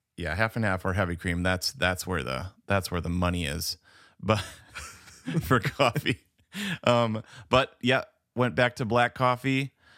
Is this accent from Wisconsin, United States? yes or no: yes; Verona, Wisconsin, United States; now in Mableton, United States; we were from Verona